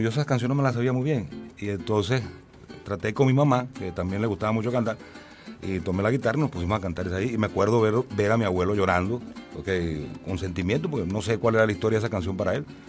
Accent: Cumanacoa, Sucre, Venezuela; la Plaza Bolívar allá en Cumanacoa, en mi pueblo

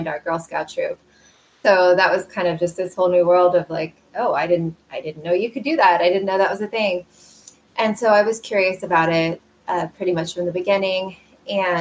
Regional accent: Kansas City, United States; I'm from the Kansas City area. I grew up in suburban Kansas City

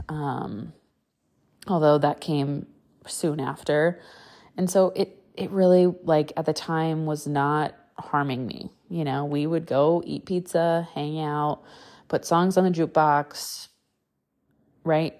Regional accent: Wisconsin, United States; I grew up in the Midwest, Wisconsin, to be exact.

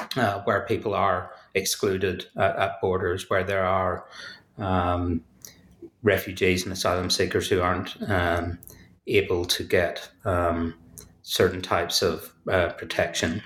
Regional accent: Belfast, Northern Ireland, United Kingdom; as you may hear from, from my accent, uh, I'm from Belfast, so I, I, grew up in a contested space

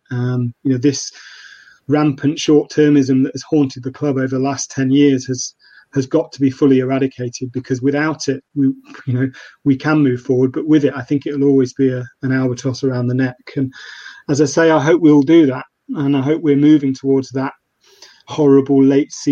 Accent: Nottingham, East Midlands, United Kingdom; moved away as an adult; Yeah, born and bred in Nottingham. Uh, I left to go to uni, and that that's it. Um, so yeah, I, I'm born in '85

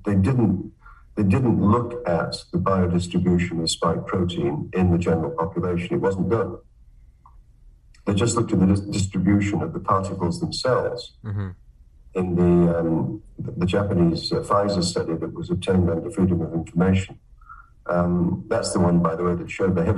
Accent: Manchester, North West England, United Kingdom; moved away as an adult; also born or lived in Cambridge, United Kingdom / Michigan, United States; now in Canada; I'm from Manchester

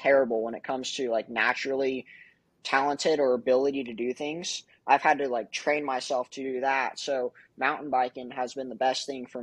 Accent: California, United States; moved away as an adult; now in Kansas City, United States; I've lived in California my whole life.

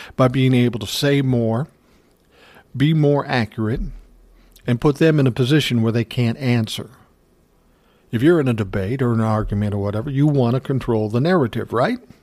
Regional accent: Minneapolis, Minnesota, United States; I was born in South Minneapolis, nineteen sixty

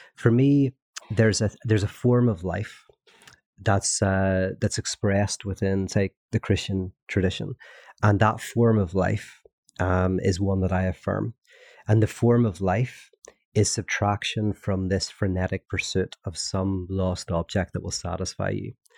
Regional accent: Northern Ireland, United Kingdom; growing up in Northern Ireland. which I did during a, uh, the Troubles

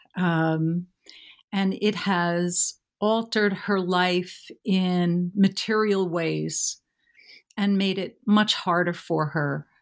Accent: New York City, New York, United States; I grew up in and around New York City

